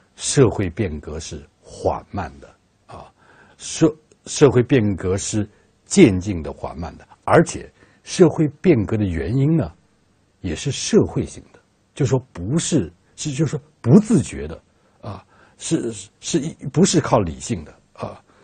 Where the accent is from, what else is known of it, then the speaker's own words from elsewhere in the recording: China; 我们中国人